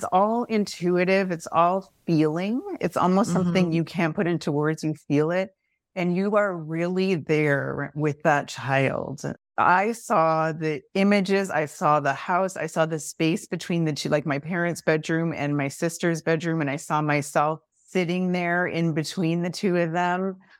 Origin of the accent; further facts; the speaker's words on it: Canada; because I'm Canadian and I'm in Toronto now.